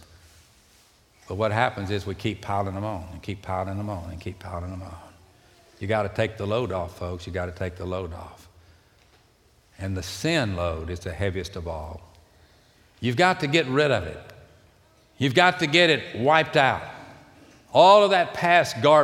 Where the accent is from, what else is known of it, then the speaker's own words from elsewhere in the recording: Houston, Texas, United States; I was raised here. I know my ways around